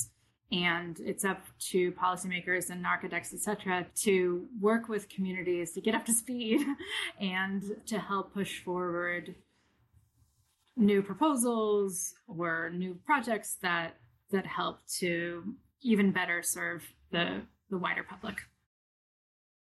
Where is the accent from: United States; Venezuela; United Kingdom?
United States; Davis, California; also born or lived in Toronto; now in Brooklyn, United States; my hometown, which is Davis, California